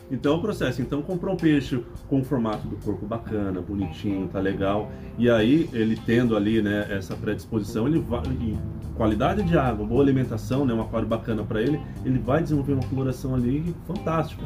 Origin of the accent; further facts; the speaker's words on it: Mogi das Cruzes, São Paulo, Brazil; em São Paulo mesmo, Mogi Sim. das Cruzes, que é minha cidade natal